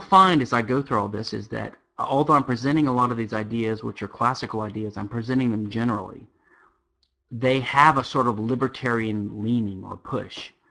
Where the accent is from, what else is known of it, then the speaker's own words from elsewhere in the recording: Louisiana, United States; now in Houston, United States; I am from Louisiana, which is uh, uh the sole civil law state in America